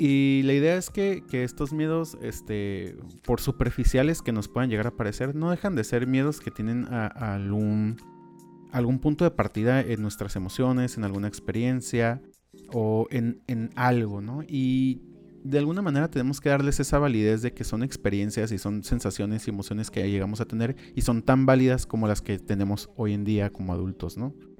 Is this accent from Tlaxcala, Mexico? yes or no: no; Tijuana, Baja California, Mexico; crecimos en Tijuana